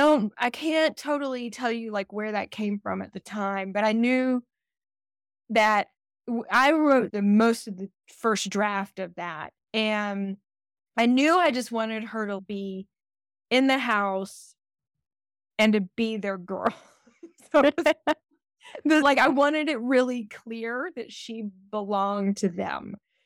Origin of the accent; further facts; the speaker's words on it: the South, United States; And we're from the South